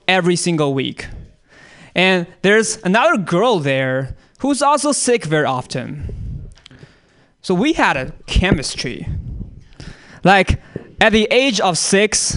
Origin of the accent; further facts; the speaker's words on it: China; moved away; I'm from China